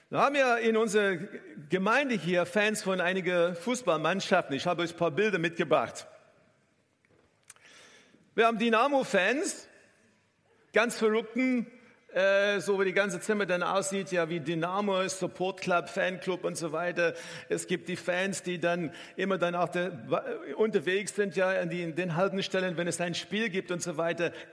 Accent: South Africa; auch vor Ort in Südafrika, wo ich herkomme, äh, habe ich insgesamt zehn Formel 1 Rennen angeschaut live

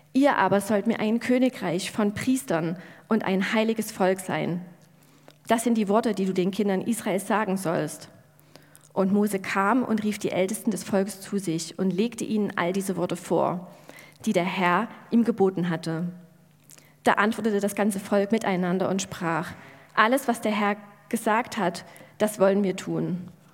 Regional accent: Germany; wir Deutschen

